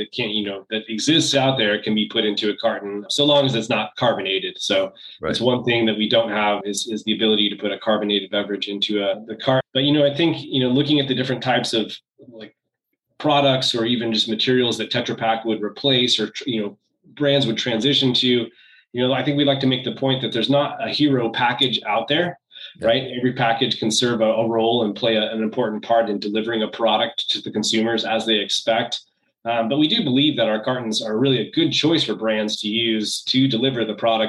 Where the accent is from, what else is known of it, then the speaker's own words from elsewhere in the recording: California, United States; I grew up in California.